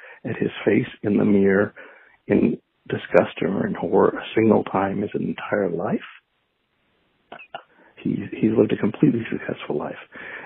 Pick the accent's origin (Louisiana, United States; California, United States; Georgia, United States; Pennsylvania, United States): California, United States; Los Angeles; I went to Birmingham High School. I grew up in the Valley. I went to Birmingham High School in Van Nuys